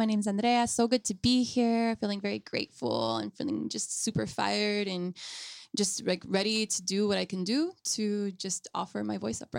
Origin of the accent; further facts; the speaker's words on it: Salinas, California, United States; moved away as an adult; I'm from Salinas, right? I left for 10 years and I'm back because I was laid off from COVID and living with my family